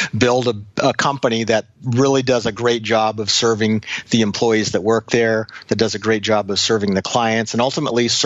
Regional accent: Anchorage, Alaska, United States; I grew up in Anchorage, Alaska

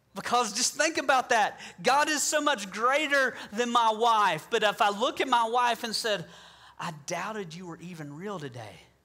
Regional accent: the South, United States; I'm from the South

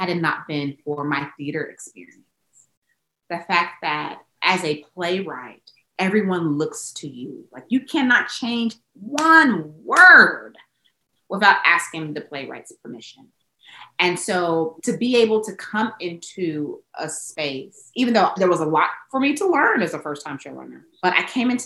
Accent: the South, United States; I'm from the South

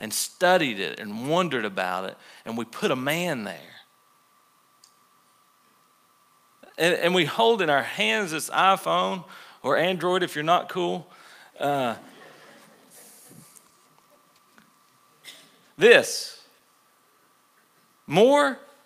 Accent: the Bible Belt, United States; We grew up in the Bible Belt, most of us.

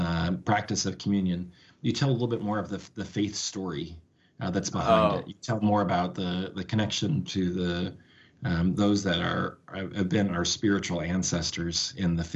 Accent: Ohio, United States; I grew up in Ohio too

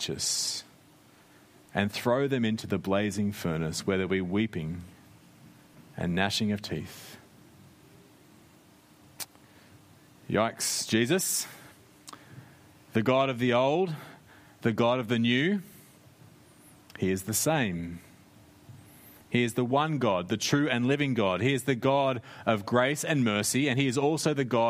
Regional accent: Australia; moved away as an adult; now in New Zealand; I grew up in Australia.

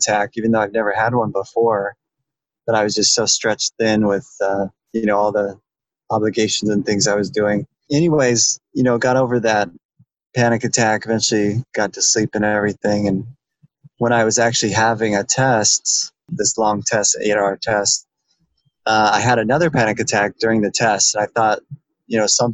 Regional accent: Boise, Idaho, United States; also born or lived in central Pennsylvania; now in Pennsylvania, United States; I'm originally from Boise, Idaho, and living in central Pennsylvania

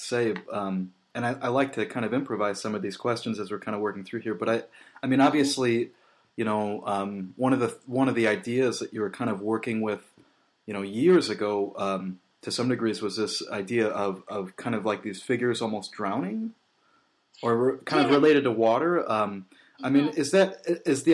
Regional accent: Midwest, United States; being a Midwesterner from the States

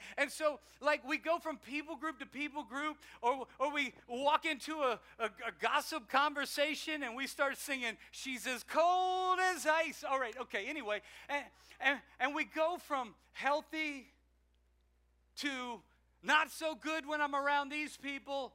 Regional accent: South Louisiana, United States; now in Maryland, United States; I'm from South Louisiana. I'm from Cajunville

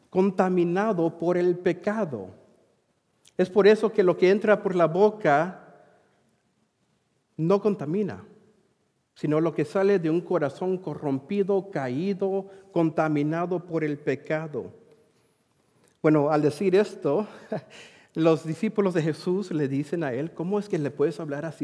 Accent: Madras, Oregon, United States; moved away; Eh, originalmente soy del área de Centro Oregón. Ah, quizás algunos de ustedes conocen mis padres, Irineo, Mónica Aguirre, de la congregación allí en Madras. Y hace mucho tiempo salí de Madras y me moví para allá a Missouri por un tiempo.

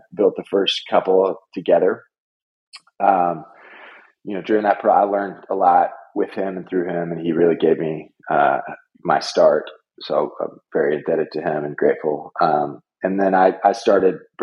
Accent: Nashville, Tennessee, United States; moved away as an adult; also born or lived in New York / Kampala, Uganda / Chicago; I moved back to Nashville, born and raised in Nashville

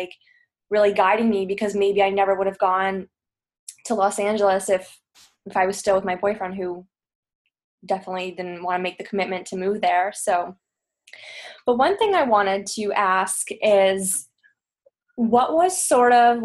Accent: Toronto, Ontario, Canada; moved away as an adult; I'm also Canadian. I'm from the East Coast, Toronto

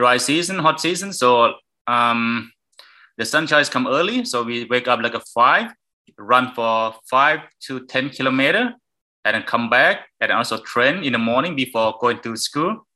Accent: Chiang Mai, Thailand; English is a second language; I'm from Chiang Mai, but I'm in my hometown. My family, my parents live in like the remote area, like 150 km south of Chiang Mai

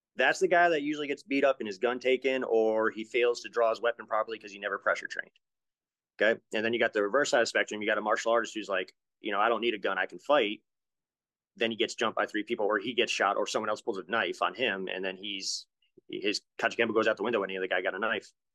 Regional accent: Rhode Island, United States; We had a lot of drive-bys when I was a kid growing up in Rhode Island

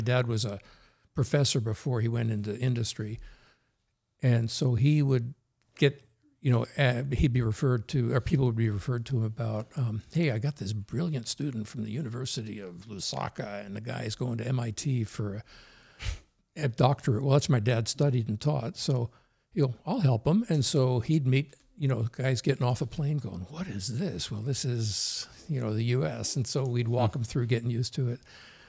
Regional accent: New Jersey, United States; first language Norwegian; English is a second language; moved away; mom and dad were Norwegian, so I had to learn English when I started school. Fast forward, went to school, and back in New Jersey is where I did my growing up years

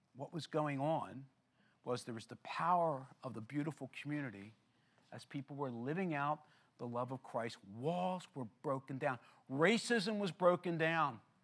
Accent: Philadelphia, Pennsylvania, United States; I grew up in Philadelphia

